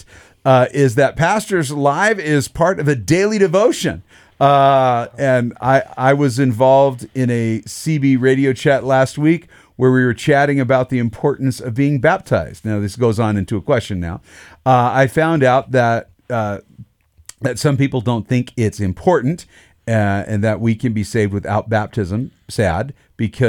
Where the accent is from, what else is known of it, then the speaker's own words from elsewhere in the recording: Idaho, United States; growing up in Idaho